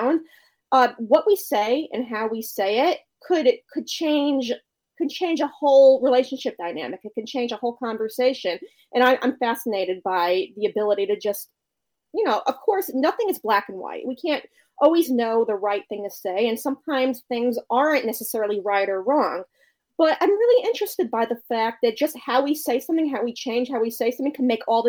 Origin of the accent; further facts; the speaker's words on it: Connecticut, United States; moved away as an adult; also born or lived in New York; now in Maryland, United States; I'm from Connecticut. So I eventually moved back to Connecticut